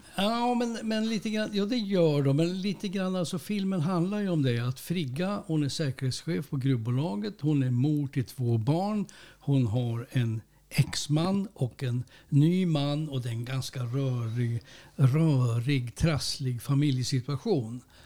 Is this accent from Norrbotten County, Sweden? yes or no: yes; Norrbotten County, Sweden; som norrbottning